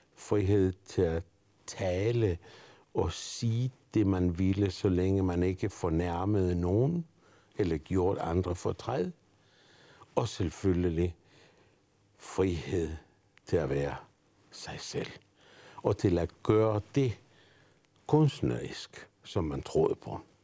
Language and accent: Danish; Argentina; Danish is a second language; now in Denmark; jeg er født i Argentina. Og jeg har faktisk øh, levet i Argentina under Perón